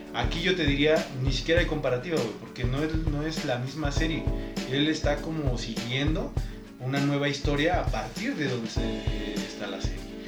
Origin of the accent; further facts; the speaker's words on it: Mexico; somos mexicanos